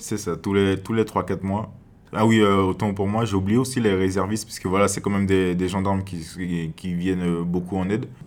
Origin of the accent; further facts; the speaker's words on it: Cayenne, French Guiana; moved away as an adult; now in Grand-Santi, French Guiana; je viens, je viens de Cayenne